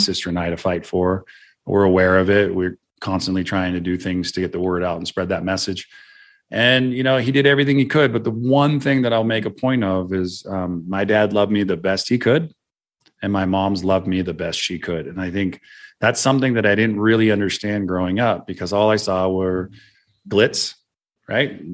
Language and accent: English; Santa Cruz, California, United States; where I grew up in Santa Cruz